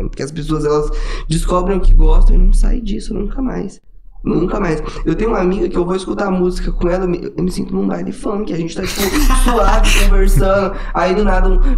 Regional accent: Goiânia, Goiás, Brazil; Eu vim de Goiânia, eu hum. amo sertanejo.

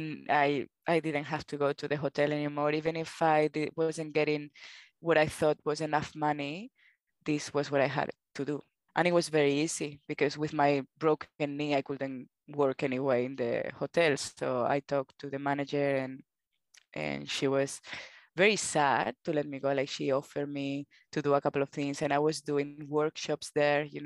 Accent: Spain; accent: Spanish; English is a second language; moved away as an adult; now in Australia; I have my Spanish accent

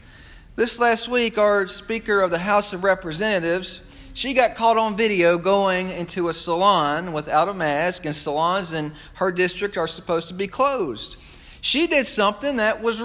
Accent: United States; as an American

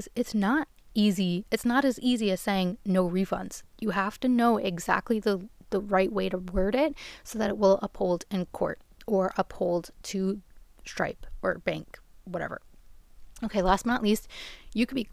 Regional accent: New York, United States; I'm from New York. My address is here.

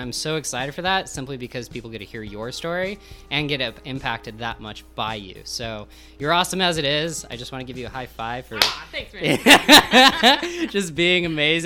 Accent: Montana, United States; also born or lived in Colorado / Utah; now in Florida, United States; So growing up in Montana was gorgeous.

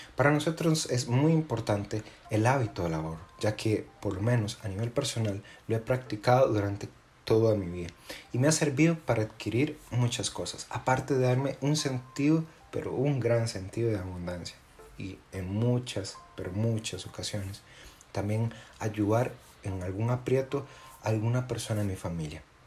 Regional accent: Costa Rica; nosotros, los costarricenses

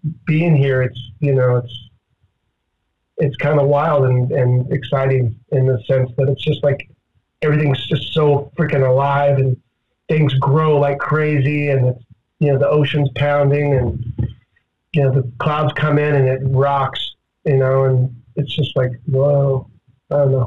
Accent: Bay Area, California, United States; moved away as an adult; now in Florida, United States; I'm from the Bay Area, and we just moved here

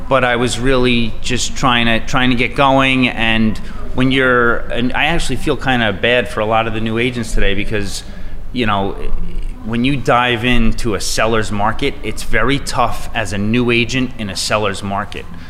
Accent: Bayport, New York, United States; also born or lived in Sayville, New York; I grew up in Bayport Blue Point

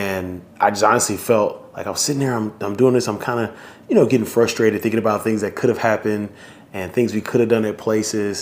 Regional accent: Houston, Texas, United States; my hometown, Houston, Texas.

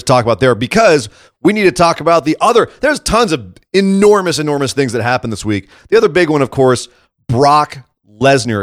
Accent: Scotland, United Kingdom; as a Scot

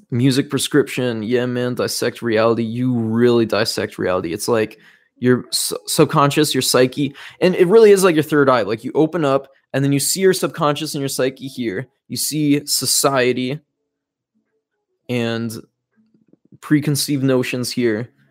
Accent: Fargo, North Dakota, United States; moved away; We came from Fargo, North Dakota, the middle of nowhere

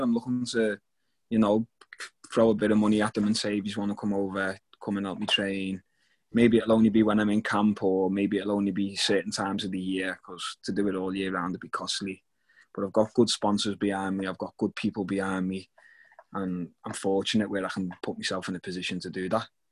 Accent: Liverpool, North West England, United Kingdom; moved away; go back to Liverpool and fight in my hometown.

